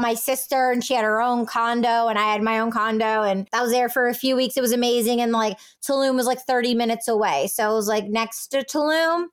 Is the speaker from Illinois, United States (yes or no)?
no; California, United States; growing up in California